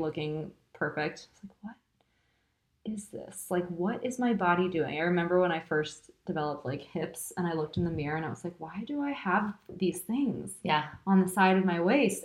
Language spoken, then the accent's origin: English; California, United States; moved away as an adult; now in Paris, France; I did grow up in California it's funny because I tell people I'm I grew up in Southern California and then um, spent my high school years in Northern California